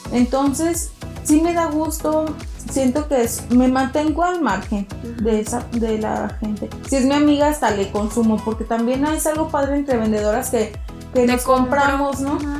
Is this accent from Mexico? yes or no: yes; Mexico; somos mexicanos